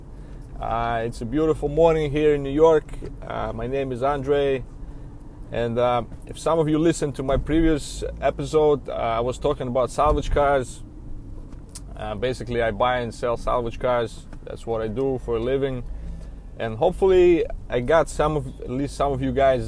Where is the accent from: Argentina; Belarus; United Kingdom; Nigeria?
Belarus; now in United States; I came to America back in 2003. I was an immigrant from Belarus.